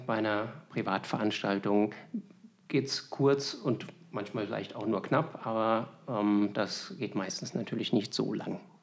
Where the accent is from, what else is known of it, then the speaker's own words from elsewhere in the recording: Berlin, Germany; now in Wiesbaden, Germany; Ich bin ja gebürtiger Berliner